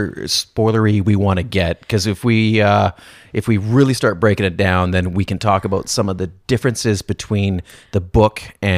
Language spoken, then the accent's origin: English; Canada; I don't speak French, and I'm Canadian